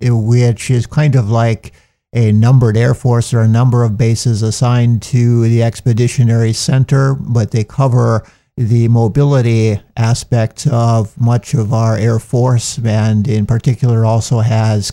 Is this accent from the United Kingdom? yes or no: no; North Dakota, United States; moved away as an adult; also born or lived in Rome, Italy; now in New Jersey, United States; I'm a native of southern central North Dakota near Bismarck, where my family had a kind of a diversified farm